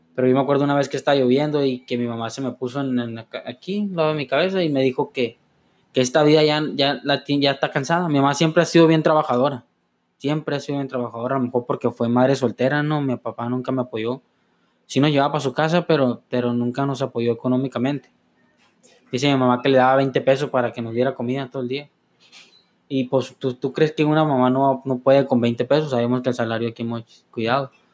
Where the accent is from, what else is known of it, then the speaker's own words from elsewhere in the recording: Los Mochis, Sinaloa, Mexico; yo nací en el año 99 del 5 de enero en Los Mochis, Sinaloa, justamente en el Hospital General aquí, que está cerca